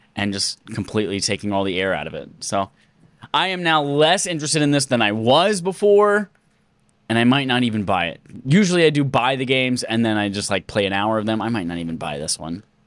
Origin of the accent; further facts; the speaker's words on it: United States; I'm a dumb American